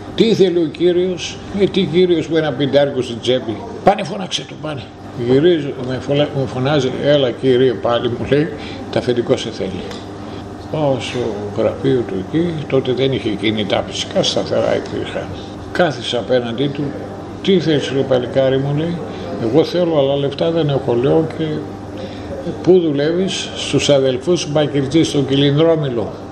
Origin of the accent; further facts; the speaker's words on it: Sapes, Eastern Macedonia and Thrace, Greece; moved away as an adult; also born or lived in Pommeroeul, Belgium; πάω στο χωριό μου